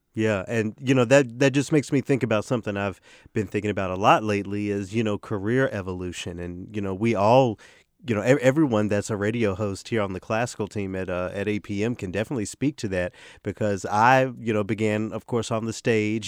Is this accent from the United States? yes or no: yes; Memphis, Tennessee, United States; moved away; I'm done with grad school just in time for this audition in my hometown